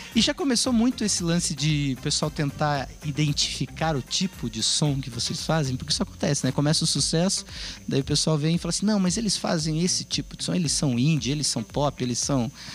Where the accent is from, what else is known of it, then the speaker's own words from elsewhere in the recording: Paraná, Brazil; a gente é do Paraná